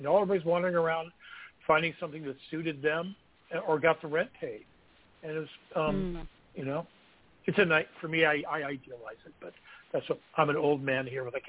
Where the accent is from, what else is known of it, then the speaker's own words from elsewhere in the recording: Kansas, United States; moved away; also born or lived in Stockton, California / San Francisco, California; I'm from Kansas.